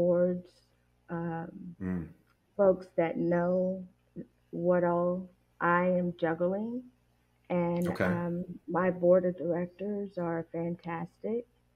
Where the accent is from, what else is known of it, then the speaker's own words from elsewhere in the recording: Tennessee, United States; that's my home state